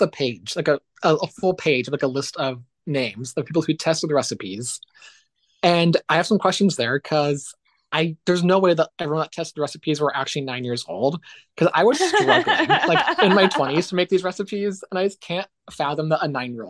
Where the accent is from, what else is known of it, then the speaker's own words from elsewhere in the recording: Midwest, United States; I grew up in the Midwest